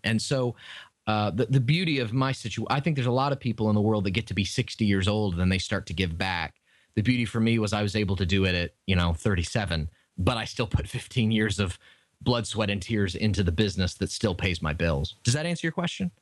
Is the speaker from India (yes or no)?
no; Tampa, Florida, United States; Tampa, Florida, which is my hometown and where I live